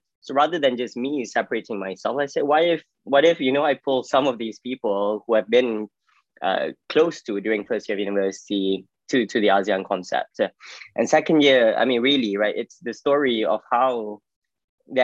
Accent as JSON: {"language": "English", "town": "Ipoh", "region": "Perak", "country": "Malaysia", "also_born_or_lived": "Malacca, Malaysia / United Kingdom / United States", "moved": "as an adult", "said": "I'm from Ipoh, Malaysia. Went to boarding school when I was 12. I did A-levels. So my boarding school was College Arts and Science in Malacca."}